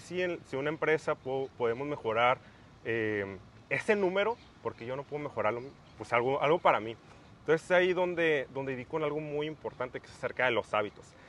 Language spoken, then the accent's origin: Spanish; Mexicali, Baja California, Mexico; soy de Mexicali, Baja California